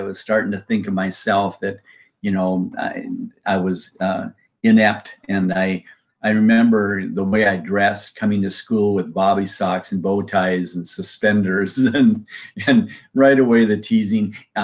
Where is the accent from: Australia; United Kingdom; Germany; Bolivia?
Bolivia; now in United States; I was born and raised down in Bolivia, South America